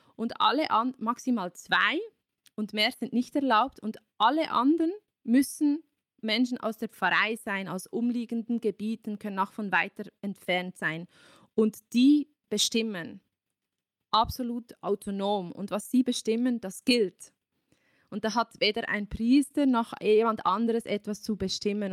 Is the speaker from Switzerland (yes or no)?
yes; Switzerland; bei uns in der Schweiz